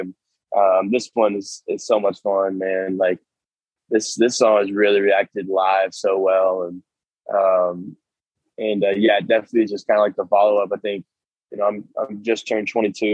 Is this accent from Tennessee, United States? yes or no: yes; Nashville, Tennessee, United States; I grew up in Nashville